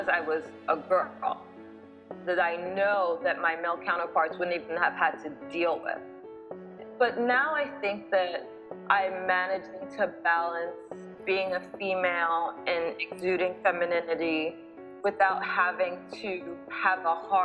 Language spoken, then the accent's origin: English; Nigeria; now in United States; my identity as a Nigerian person